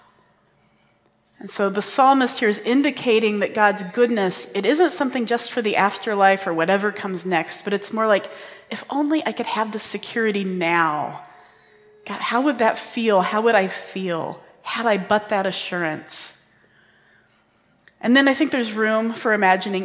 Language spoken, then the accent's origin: English; Indiana, United States; I grew up in Indiana